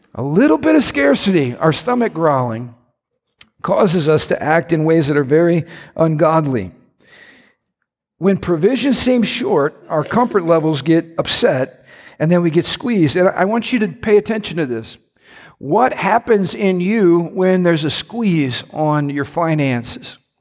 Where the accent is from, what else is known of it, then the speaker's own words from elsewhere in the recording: Midwest, United States; I love being a Midwesterner